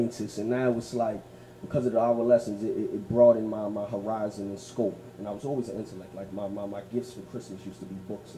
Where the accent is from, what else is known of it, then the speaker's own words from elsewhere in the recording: Brooklyn, New York, United States; I'm from here in Brooklyn. I'm an artist from Brooklyn.